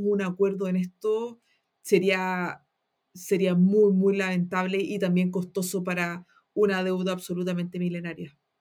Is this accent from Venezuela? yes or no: no; Antofagasta, Chile; moved away as an adult; now in Santiago, Chile; yo soy una antofagastina que quería estudiar una carrera en las ciencias sociales y en Antofagasta eso no es posible.